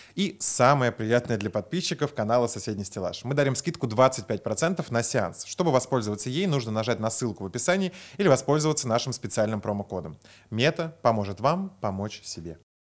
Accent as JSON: {"language": "Russian", "region": "Moscow", "country": "Russia", "tie": "born or raised there", "said": "я просто родился в Москве"}